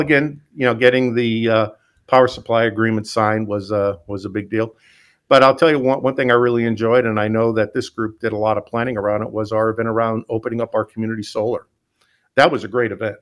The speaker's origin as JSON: {"language": "English", "town": "Scranton", "region": "Pennsylvania", "country": "United States", "moved": "yes", "said": "I'm from Scranton, Pennsylvania"}